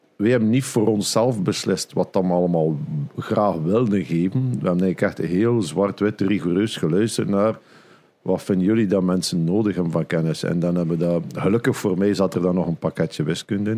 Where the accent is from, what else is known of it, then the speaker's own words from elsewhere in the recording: Flanders, Belgium; bij ons in Vlaanderen